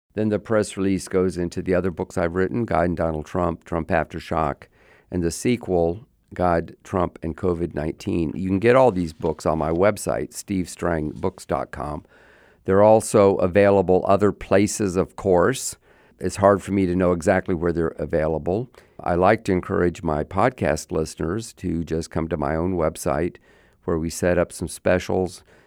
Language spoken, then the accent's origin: English; Sanford, Florida, United States; born or raised there